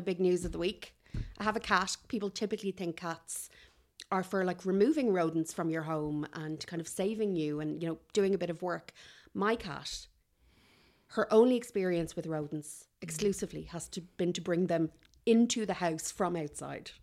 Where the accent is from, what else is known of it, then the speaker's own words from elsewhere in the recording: Kildare, Leinster, Ireland; I'm from Kildare